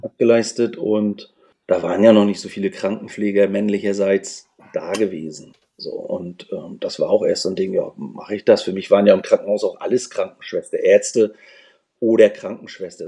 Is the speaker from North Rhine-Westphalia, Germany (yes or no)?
no; Schwerin, Mecklenburg-Vorpommern, Germany; moved away as an adult; also born or lived in Leipzig; Ich bin, ich bin 1974 äh, in der schönen Stadt Schwerin geboren